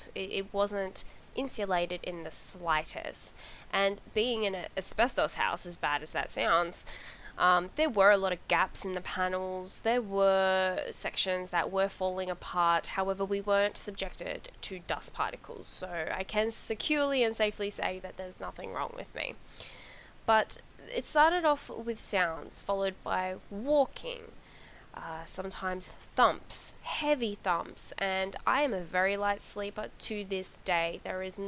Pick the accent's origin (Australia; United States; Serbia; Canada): Australia; I grew up in Australia